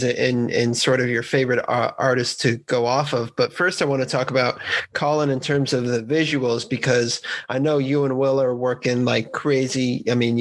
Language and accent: English; Bay Area, California, United States; I grew up in the same county as Tupac. I'm from the Bay Area